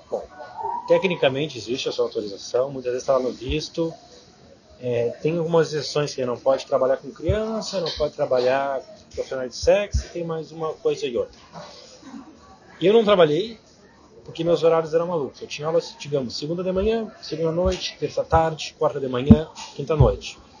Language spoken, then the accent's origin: Portuguese; Brazil; moved away as an adult; eu tinha estudado francês no Brasil